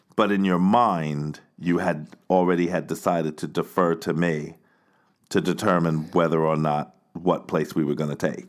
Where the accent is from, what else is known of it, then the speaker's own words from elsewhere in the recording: United States; moved away as an adult; now in Barcelona, Spain; I'm an American.